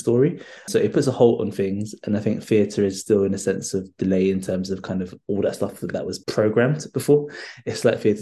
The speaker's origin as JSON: {"language": "English", "region": "London", "country": "United Kingdom", "tie": "born or raised there", "said": "I grew up in North London. I grew up in Holloway, not too far off the Cali Road."}